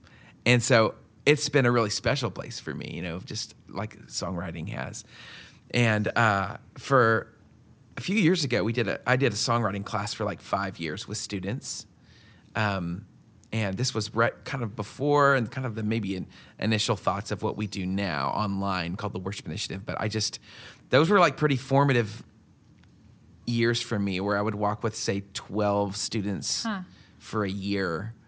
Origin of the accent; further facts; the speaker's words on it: West Coast, United States; so I grew up on the West Coast from very interesting parents, you know. I lived like in the mountains